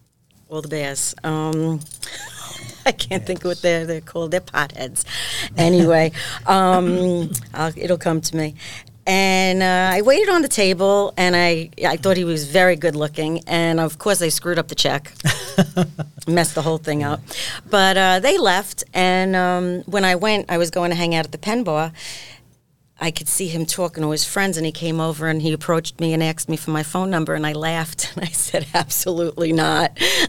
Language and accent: English; Brooklyn, New York, United States; I was born on 72nd between 12th and 13th.